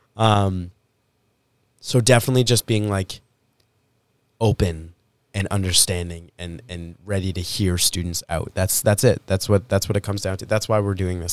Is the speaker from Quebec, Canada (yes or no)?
no; Winnipeg, Manitoba, Canada; I was born in Winnipeg.